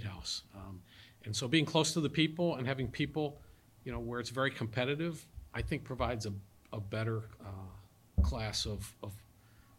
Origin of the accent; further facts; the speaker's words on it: D.C., Washington metropolitan area, United States; moved away as an adult; now in New Hampshire, United States; I grew up, I was born in Washington, D.C., and grew up inside the Beltway